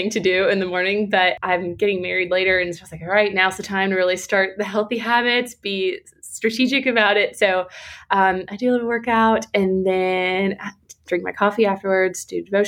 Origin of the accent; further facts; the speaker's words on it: Atlanta, Georgia, United States; I am from Atlanta, Georgia, and I still live here in Atlanta, Georgia